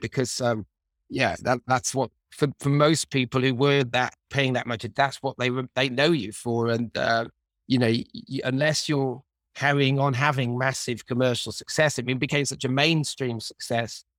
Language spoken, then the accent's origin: English; Manchester, North West England, United Kingdom; growing up in Manchester